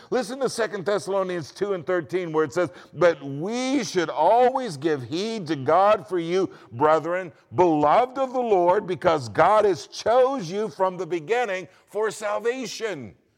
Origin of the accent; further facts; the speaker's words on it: United States; I'm an American